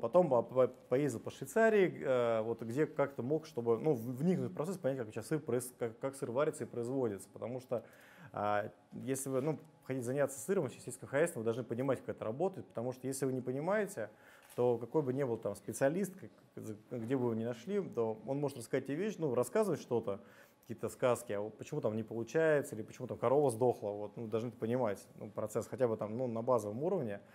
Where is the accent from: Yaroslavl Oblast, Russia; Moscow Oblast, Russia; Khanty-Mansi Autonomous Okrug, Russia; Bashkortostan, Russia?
Moscow Oblast, Russia; Putilkovo; родился в Подмосковье, в поселке Путилково, там была деревня, потом поселок, а, Ходил, ходил в сельскую школу